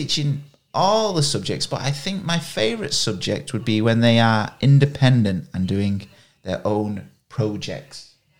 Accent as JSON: {"language": "English", "town": "Charlesworth", "region": "East Midlands", "country": "United Kingdom", "moved": "yes", "lives_now": "Taiwan", "said": "I'm from up north. So I'm next to Manchester. I live in Derbyshire. And I live in a small village just on the edge of the Peak District called Charlesworth."}